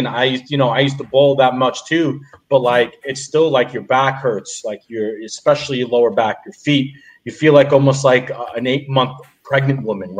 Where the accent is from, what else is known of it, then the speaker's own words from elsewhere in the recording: New York, United States; I'm a New Yorker through and through, man.